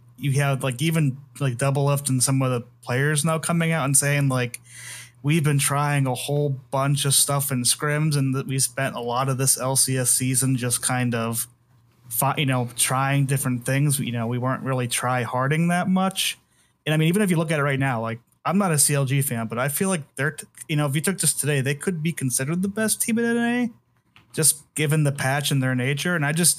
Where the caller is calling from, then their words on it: Idaho, United States; Good old Idaho.